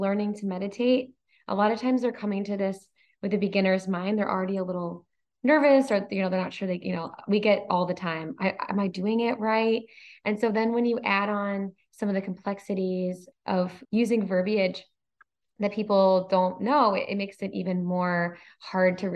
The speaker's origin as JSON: {"language": "English", "region": "Michigan", "country": "United States", "moved": "yes", "said": "our Michigan roots, we're both from Michigan"}